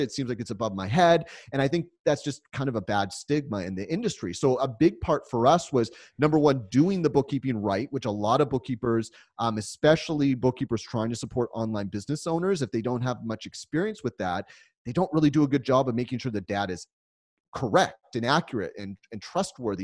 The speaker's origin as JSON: {"language": "English", "country": "United States", "said": "being an American"}